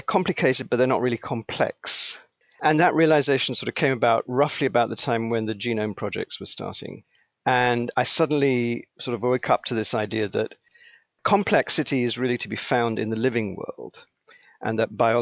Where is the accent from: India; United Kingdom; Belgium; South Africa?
United Kingdom; England; also born or lived in Sri Lanka; now in United States; I was born in Sri Lanka, Ceylon, as it was called at the time. I grew up in England. My father was in the Foreign Service. We got transferred to England, and England became home